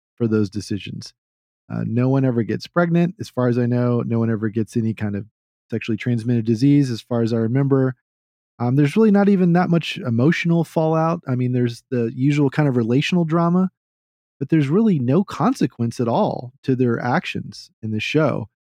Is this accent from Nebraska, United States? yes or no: no; Texas, United States; I'm a Texan